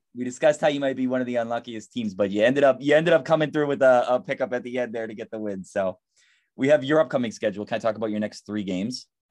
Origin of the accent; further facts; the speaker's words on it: Baltimore, Maryland, United States; I'm from Baltimore